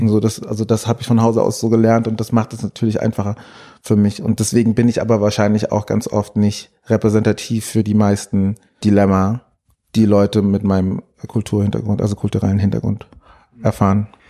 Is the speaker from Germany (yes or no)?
yes; Frankfurt am Main, Hesse, Germany; Ich habe im Frankfurter Ostend gewohnt. Dort bin ich auch groß geworden